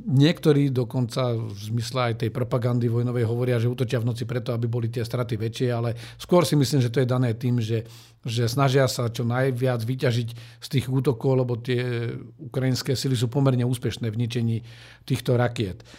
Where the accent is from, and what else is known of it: Slovakia